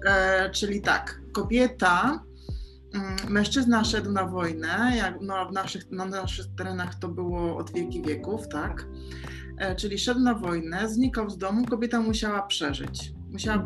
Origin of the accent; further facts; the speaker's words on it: Poland; moved away as an adult; now in Mallorca, Spain; dlaczego ja wyjechałam z Polski